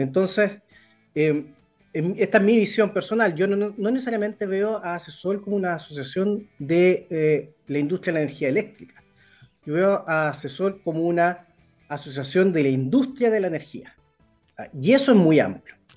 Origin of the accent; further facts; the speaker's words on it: Concepción, Biobío, Chile; yo soy de Concepción, entonces yo me acuerdo cuando yo era niño, y viajaba de Concepción a Santiago en auto